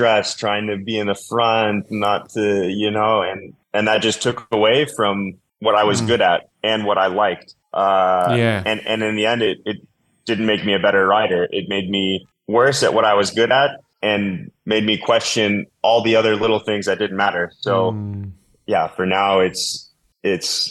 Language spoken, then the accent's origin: English; Colorado, United States; what I grew up with in Colorado mountain bike racing